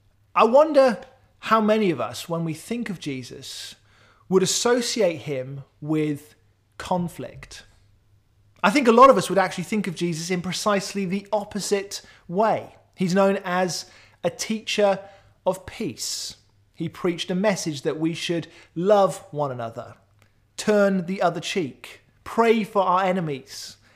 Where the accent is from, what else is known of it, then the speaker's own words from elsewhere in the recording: Wales, United Kingdom; I grew up in South Wales. We lived really close to many of my extended family members.